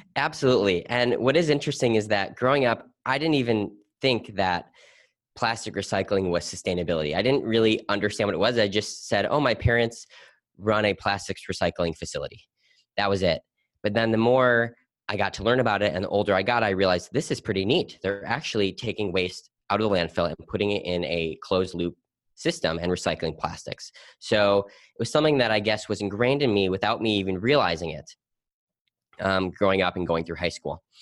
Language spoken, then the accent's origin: English; Milwaukee, Wisconsin, United States; growing up in Milwaukee, Wisconsin, my family owned a recycling plastics company.